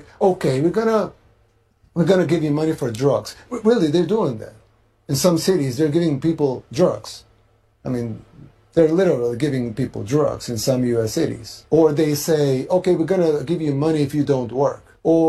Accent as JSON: {"language": "English", "country": "El Salvador", "said": "I mean, I'm from El Salvador, a third world country in Central America."}